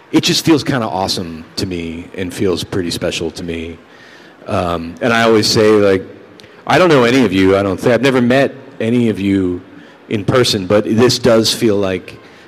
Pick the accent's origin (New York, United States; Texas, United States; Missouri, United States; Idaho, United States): New York, United States; See, I'm from New York. Sorry. Hey. I would be a slice of Joe's on Bleecker Street.